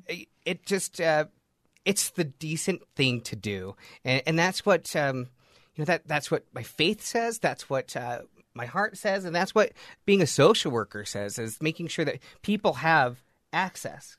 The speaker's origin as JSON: {"language": "English", "town": "Layton", "region": "Utah", "country": "United States", "tie": "born or raised there", "said": "I was born and raised in Layton"}